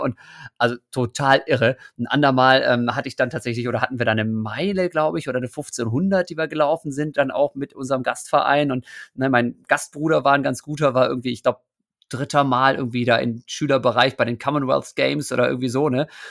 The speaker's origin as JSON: {"language": "German", "town": "Osnabrück", "region": "Lower Saxony", "country": "Germany", "tie": "born or raised there", "said": "ich bin in Osnabrück ja groß geworden"}